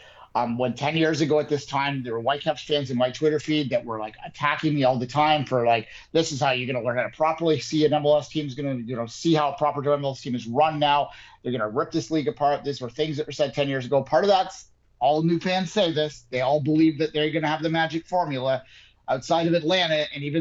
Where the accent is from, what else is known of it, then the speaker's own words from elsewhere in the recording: Toronto, Ontario, Canada; I am from Toronto